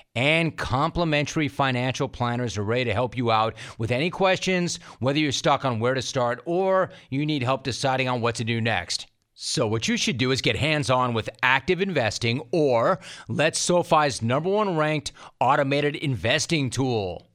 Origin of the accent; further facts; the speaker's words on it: Los Angeles, California, United States; I'm an LA native